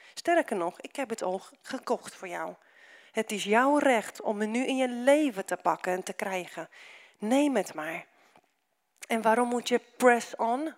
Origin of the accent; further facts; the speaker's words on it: Romania; now in Netherlands; omdat ik uit Roemenië kom